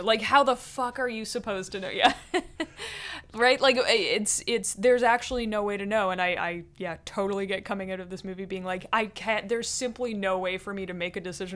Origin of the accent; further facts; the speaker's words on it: Canada; we are Canadian